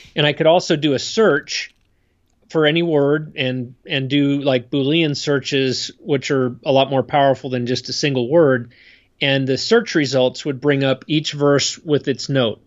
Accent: State College, Pennsylvania, United States; moved away as an adult; also born or lived in Idaho; now in Utah, United States; I grew up back east in Pennsylvania

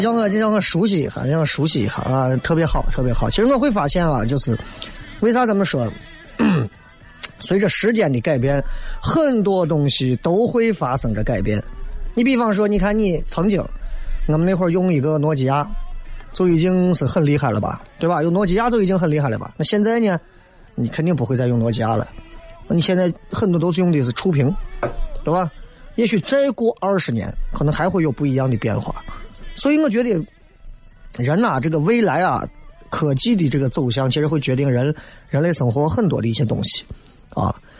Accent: China; 作为中国人来讲，我就觉得没有又危及一时

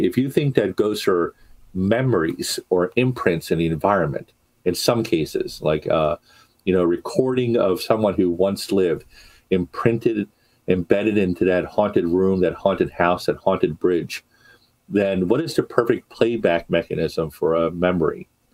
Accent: Baltimore, Maryland, United States; my hometown of Baltimore

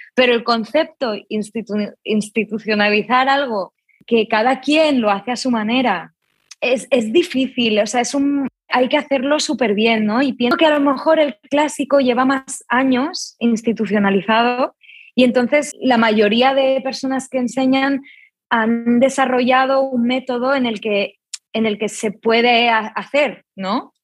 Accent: Barcelona, Catalonia, Spain; soy yo padre de Argentina, madre de Suiza, nacida en Barcelona

